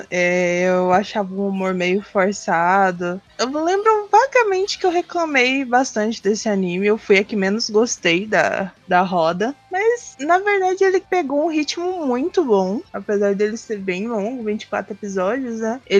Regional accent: Brazil; a gente é brasileiro.

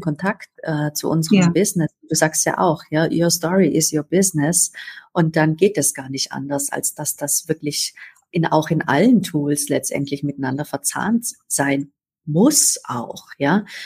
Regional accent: Upper Swabia, Baden-Württemberg, Germany; ich bin äh, an Oberschwaben aufgewachsen, tief katholisch

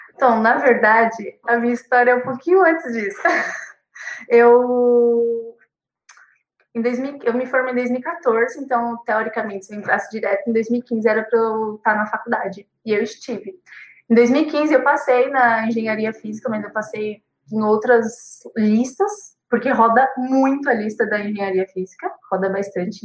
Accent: Guarulhos, São Paulo, Brazil; eu sou de Guarulhos

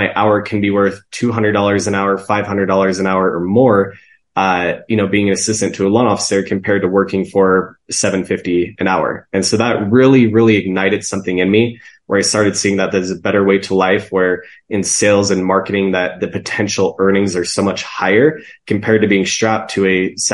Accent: Salt Lake City, Utah, United States; born and raised here in Salt Lake City, Utah

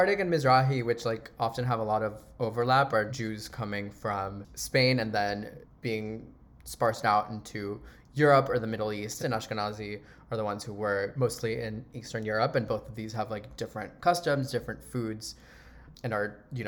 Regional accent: Panama; moved away; also born or lived in Miami; I was born in Miami, but I grew up in Panama my entire life.

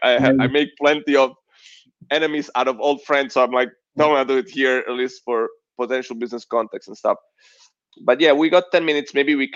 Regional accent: United States; And I was thinking Italy only, and I'm like, I'm American too.

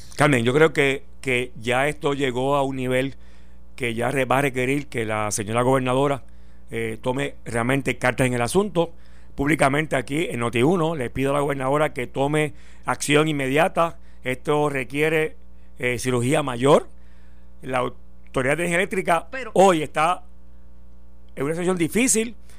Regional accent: San Juan, Puerto Rico; yo recuerdo cuando yo niño, San Juan

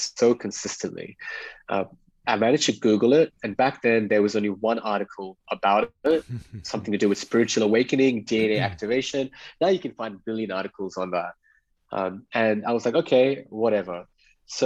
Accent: Perth, Western Australia, Australia; moved away as an adult; also born or lived in Mumbai, India / Dubai / Bali / Greece; I was born in Bombay. It's called Mumbai, now India. A family moved to Australia when I was 5 years old. And I was recollecting the memory when we were actually arriving on a Singapore Airlines flight into Perth, Western Australia.

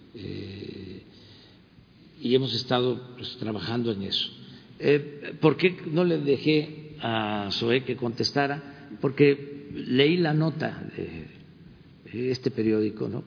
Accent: Mexico; más fraternos de lo que somos los mexicanos

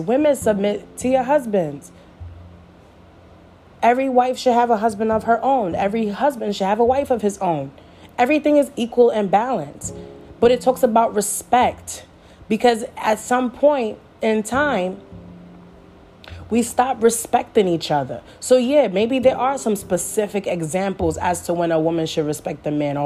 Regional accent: Jamaica; I'm Jamaican

